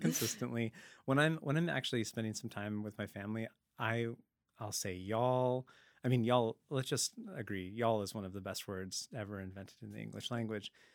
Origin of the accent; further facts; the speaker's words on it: Langley, British Columbia, Canada; also born or lived in Dallas, Texas; now in Vancouver, Canada; Langley, uh, Langley, BC, Fraser Valley. Um, I grew up there when it was still fields